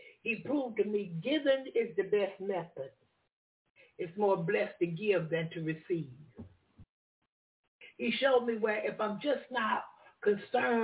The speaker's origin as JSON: {"language": "English", "region": "the South", "country": "United States", "said": "I'm from the South"}